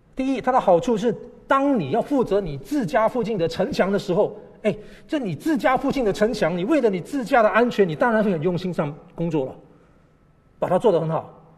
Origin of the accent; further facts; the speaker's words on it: Malaysia; now in Taipei, Taiwan; 在马来西亚长大